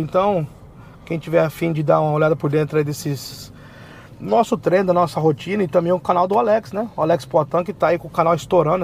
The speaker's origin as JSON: {"language": "Portuguese", "region": "São Paulo", "country": "Brazil", "tie": "born or raised there", "also_born_or_lived": "New York / Newark / Pennsylvania", "moved": "as an adult", "said": "eu morei a minha vida inteira em São Paulo"}